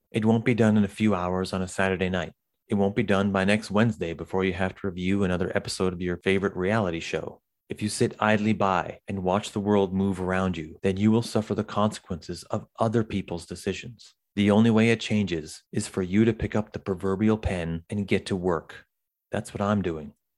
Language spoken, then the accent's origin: English; Canada; I'm from Canada